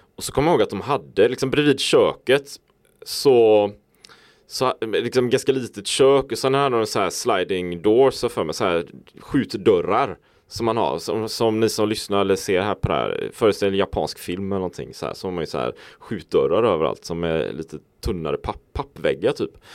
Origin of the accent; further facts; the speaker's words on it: Sweden; vi då kanske jämförelsevis ofta lever hemma i Sverige